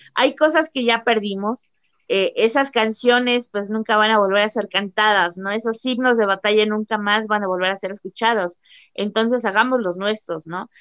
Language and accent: Spanish; Mexico